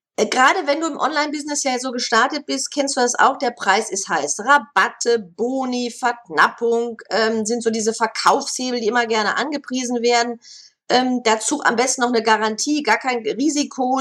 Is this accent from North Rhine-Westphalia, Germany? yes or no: yes; Bochum, North Rhine-Westphalia, Germany; moved away; Bochum, meiner Heimatstadt